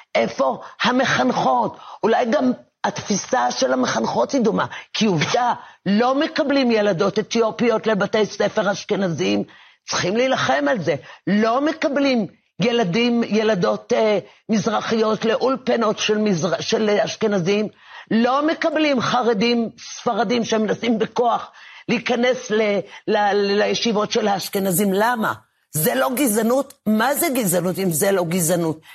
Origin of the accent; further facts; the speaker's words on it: Givatayim, Tel Aviv District, Israel; לבית ספר יסודי, אה, לתחושה הזאת של אה, בבית, בגבעתיים